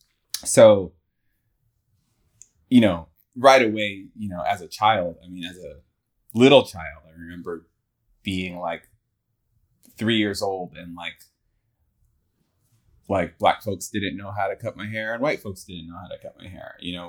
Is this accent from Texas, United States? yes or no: no; high desert in California, United States; also born or lived in Flatbush, New York City, New York; So I was born in New York and lived in Flatbush until I was like five. And then we moved to the high desert in California.